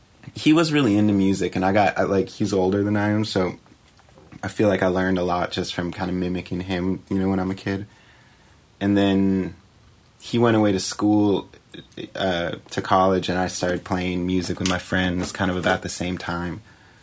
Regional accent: Brunswick, Maine, United States; Brunswick, Maine.

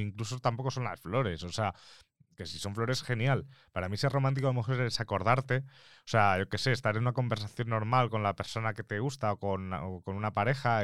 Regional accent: Mallorca, Balearic Islands, Spain; first language Spanish; now in Madrid, Spain; soy de Mallorca

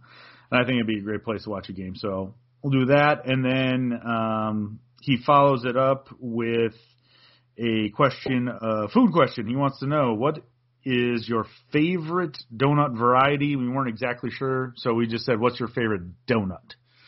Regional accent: Wauwatosa, Wisconsin, United States; my hometown, Wauwatosa

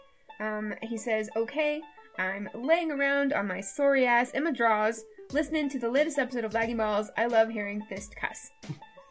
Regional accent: Canada; I'm from Canada

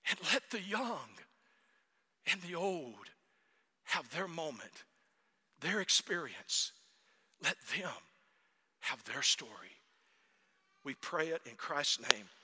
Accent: North Germany, Germany; My family is Danish, but we grew up in North Germany.

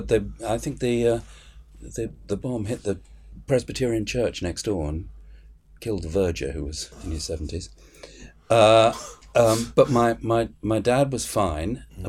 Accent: England, United Kingdom; also born or lived in Egypt; I was beaten up in Egypt for being British. It was quite a good political education, one side and the other. You know, when I got back to England and realised that you had to be careful what you said at that particular time.

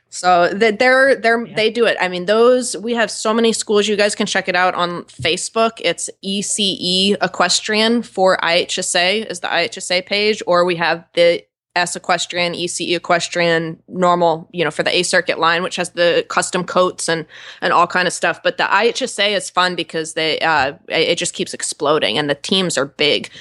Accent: New York, United States; now in Wellington, United States; I'm from New York

